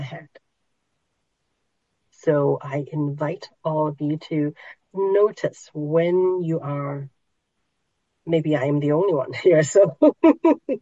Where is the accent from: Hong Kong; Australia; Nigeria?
Hong Kong; moved away; I was born in Hong Kong, so there are those markets where they hang, pigs that are half slaughtered, and all everything there. You can buy just about anything there. So I grew up in that environment in Hong Kong.